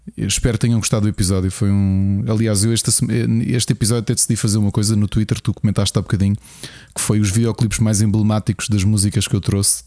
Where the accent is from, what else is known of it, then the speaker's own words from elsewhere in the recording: Portugal; nós somos portugueses